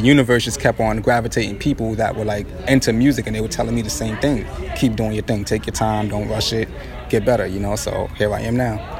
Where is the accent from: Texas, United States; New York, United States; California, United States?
New York, United States; also born or lived in Brooklyn / Far Rockaway, Queens; I'm 27 years old right now, man. Born and raised in New York